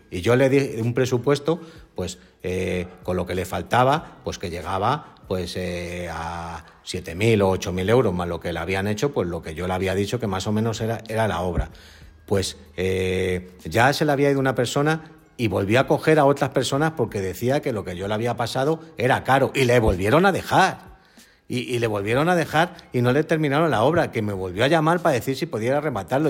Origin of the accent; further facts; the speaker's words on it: Spain; somos los españoles